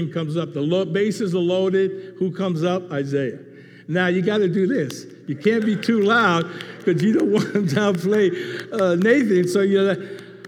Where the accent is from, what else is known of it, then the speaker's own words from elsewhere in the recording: New York City, New York, United States; Growing up in the Bronx in the 50s and 60s